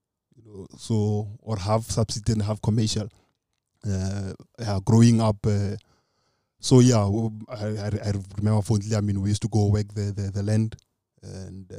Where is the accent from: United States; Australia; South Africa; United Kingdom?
South Africa; Khamathabata, a village about 45 km from Lubahome, Limpopo; I was not born in Lubahome. I was born in Khamathabata. It's a village, it's about 45 k's from Lubahome.